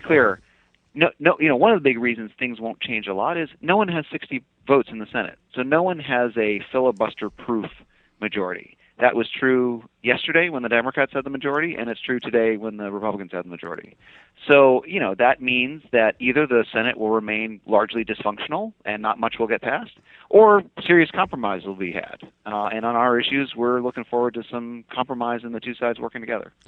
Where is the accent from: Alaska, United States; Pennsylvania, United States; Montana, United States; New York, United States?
Alaska, United States; Fairbanks; also born or lived in Anchorage, Alaska; I was I was born and raised in in Alaska